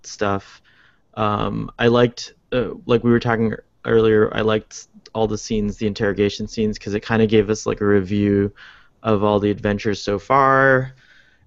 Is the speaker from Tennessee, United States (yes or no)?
no; Florida, United States; Growing up on Earth, particularly in Florida